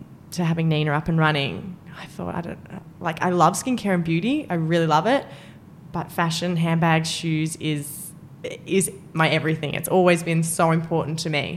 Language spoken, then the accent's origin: English; Albury, New South Wales, Australia; moved away; I grew up in Albury